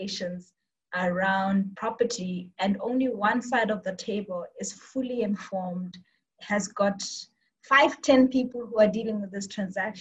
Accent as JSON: {"language": "English", "country": "Botswana", "tie": "born or raised there", "also_born_or_lived": "Cape Town, South Africa", "said": "I am from Botswana. I grew up here, studied in UCT, and did most of my life in Botswana"}